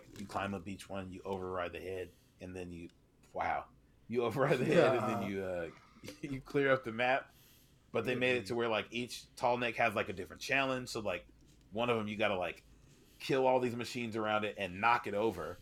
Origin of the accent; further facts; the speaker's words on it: West Coast, United States; I'm from the West Coast.